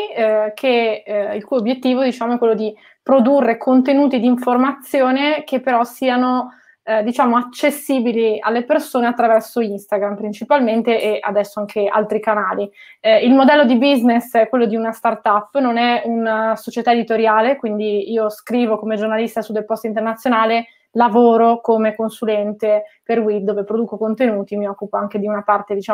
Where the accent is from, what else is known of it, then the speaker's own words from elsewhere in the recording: Milan, Lombardy, Italy; born there; also born or lived in Genoa; Io sono nata a Milano, ma ho vissuto più di 13 anni a Genova e mi sono candidata lì con una lista civica